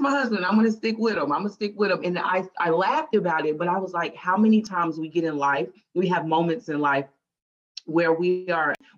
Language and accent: English; Charlotte, North Carolina, United States; also born or lived in Lumberton, North Carolina; I am from a super small town by the name of Lumberton, North Carolina, but I was raised here in Charlotte.